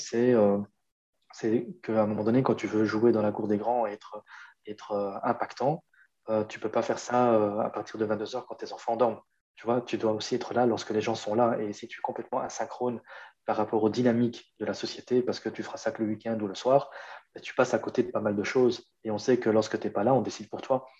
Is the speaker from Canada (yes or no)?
no; Brussels, Brussels-Capital Region, Belgium; chez nous à Bruxelles